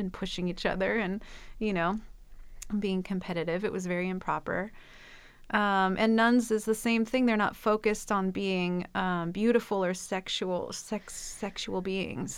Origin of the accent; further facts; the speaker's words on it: Midwest, United States; I'm from the Midwest, and I feel like there's something about that kind of blue collar atmosphere